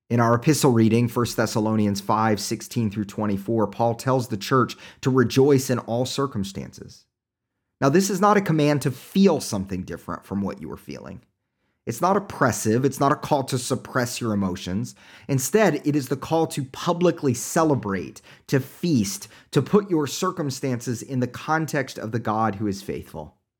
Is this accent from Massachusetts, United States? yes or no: no; Oklahoma, United States; accent: Oklahoma; my Oklahoma accent